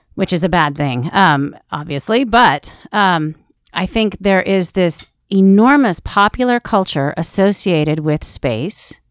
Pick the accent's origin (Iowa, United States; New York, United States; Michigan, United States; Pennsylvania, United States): Iowa, United States; I grew up in Iowa.